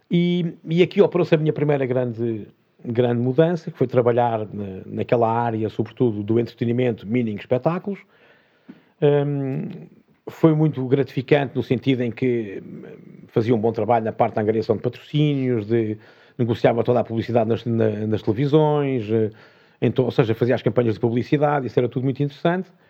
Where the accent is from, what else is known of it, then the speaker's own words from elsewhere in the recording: Portugal; Eu, eu sou português, mas não tropa, não, não nasci aqui.